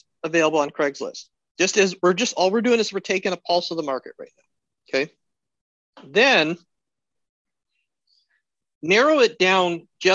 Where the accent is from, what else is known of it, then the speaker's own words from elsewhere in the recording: Alaska, United States; as an American, as an Alaskan